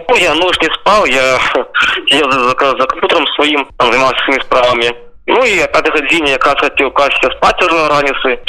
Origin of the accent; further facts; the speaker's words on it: Starye Darohi, south of Minsk Region, Belarus; moved away as an adult; now in Kyiv, Ukraine; я сам родом со Старый Это такое место на полудне Минской области. Я в Украине живу уже с 14 года.